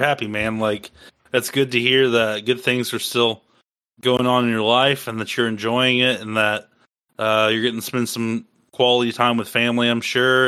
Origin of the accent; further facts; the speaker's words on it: Iowa, United States; moved away; I'm originally from Iowa, and um, I have family there.